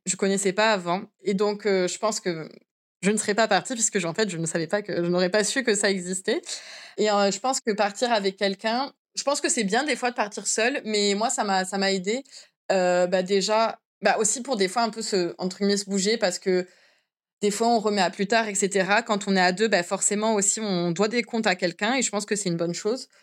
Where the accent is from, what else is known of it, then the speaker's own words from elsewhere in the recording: France; moved away as an adult; now in Japan; en tant que Français